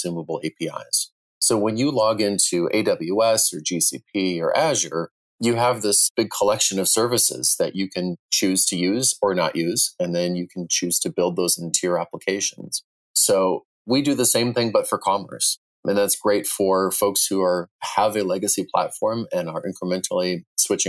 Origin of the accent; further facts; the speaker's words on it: Wisconsin, United States; I used to build websites for local businesses in a small town where I grew up in Wisconsin